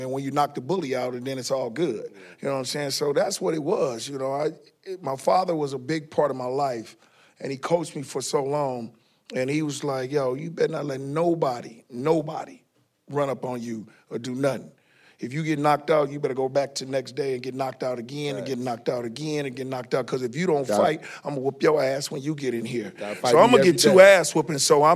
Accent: Oakland, California, United States; growing up in Oakland, California

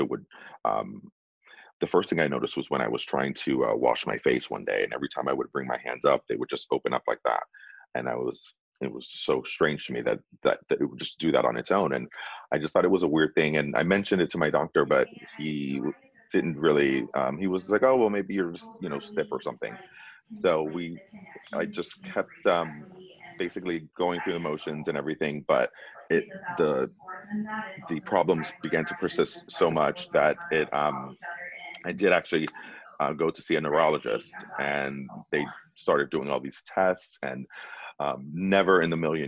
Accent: Florida, United States; moved away as an adult; also born or lived in California; now in Bay Area, United States; I'm originally from Florida

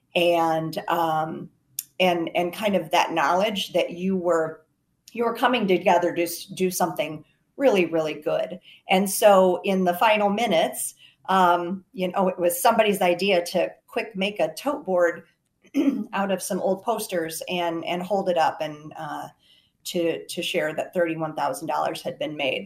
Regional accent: Garner, Iowa, United States; I'm from Garner, Iowa, North Central Iowa

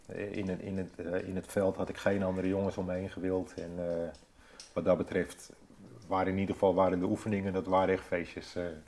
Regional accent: Hoorn, North Holland, Netherlands; ik eh, ben geboren in Hoorn. Ik ben opgegroeid in Hoorn

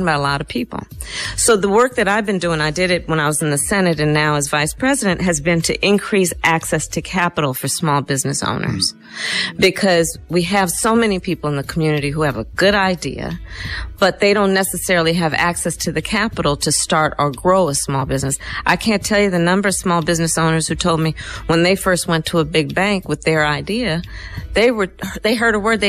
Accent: Oakland, California, United States; I was born in Oakland, California.

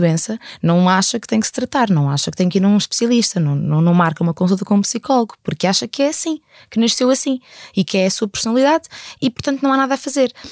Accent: Algarve, Portugal; eu sou do Algarve. Eu sou do Algarve, mas é que não sou de Faro, eu sou aqui de uma terrazinha muito perdida.

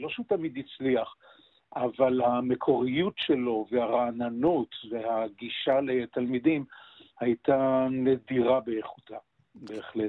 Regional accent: Jerusalem, Jerusalem District, Israel; also born or lived in Kiryat Anavim; אני נולדתי פיזית בהדסה הר הצופים ועזבתי את הקיבוץ שבו אה, חיו הוריי, זה קריית ענבים, אה. עזבתי אותו מסיבות אידיאולוגיות

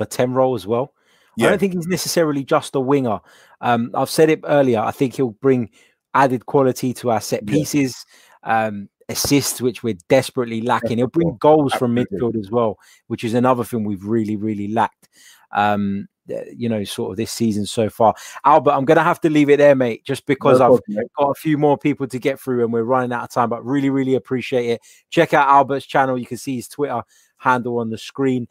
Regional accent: Cyprus; It's after midnight because I'm from Cyprus, which is not too far

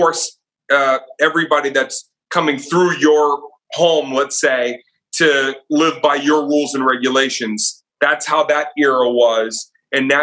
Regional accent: outside of Boston, Massachusetts, United States; I grew up outside of Boston.

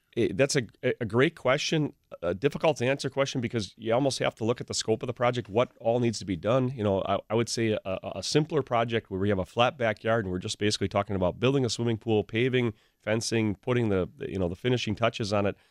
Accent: Pewaukee, Wisconsin, United States; also born or lived in Waukesha; I grew up in the Pewaukee area and, and basically lived in Pewaukee or Waukesha area pretty much my whole life.

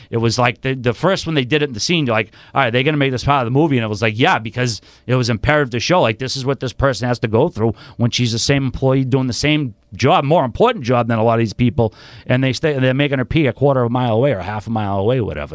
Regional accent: Boston, Massachusetts, United States; I'm originally from Charlestown. I do live in South Boston now

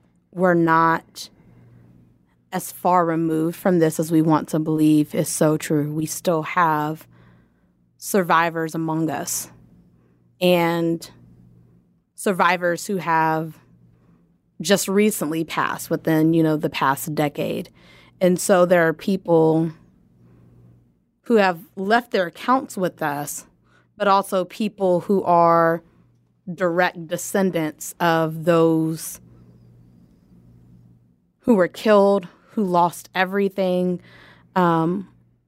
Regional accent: Lawton, Oklahoma, United States; I grew up in Lawton and attended Lawton Public Schools

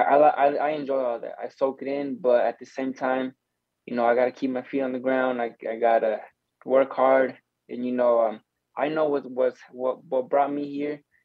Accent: Arizona, United States; we're from Arizona

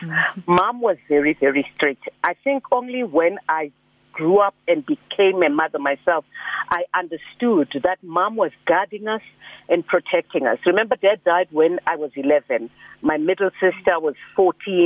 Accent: South Africa; My father was the only son, so I was born in Sinville

